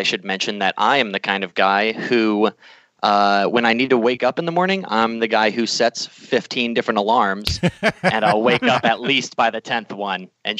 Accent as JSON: {"language": "English", "region": "Nebraska", "country": "United States", "also_born_or_lived": "Panama City, Florida", "moved": "yes", "lives_now": "Anchorage, United States", "said": "I am originally from Nebraska, but I've kind of lived all over the place. I spent some time living down in Florida in Panama City, and I'm currently living in Alaska in Anchorage."}